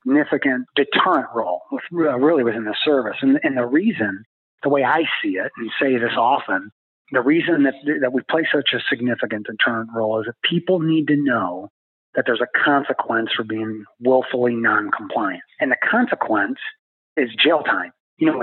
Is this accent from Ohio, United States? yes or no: yes; Ohio, United States; moved away as an adult; also born or lived in Detroit / Baton Rouge / Boston / Washington, D.C.; I'm from Ohio, so I'm a Midwest guy